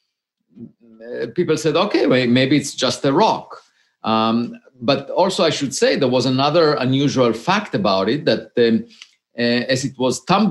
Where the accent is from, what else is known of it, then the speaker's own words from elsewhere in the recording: Israel; moved away as an adult; now in United States; I grew up in Israel and I had to serve in the military.